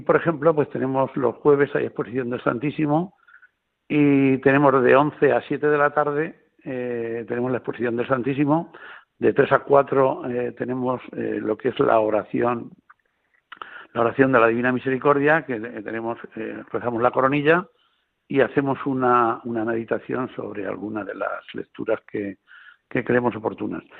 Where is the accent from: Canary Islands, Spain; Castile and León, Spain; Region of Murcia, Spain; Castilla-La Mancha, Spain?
Castilla-La Mancha, Spain; La Roda; yo soy de La Roda, eh, yo no vivo en Albacete capital, yo vivo en La Roda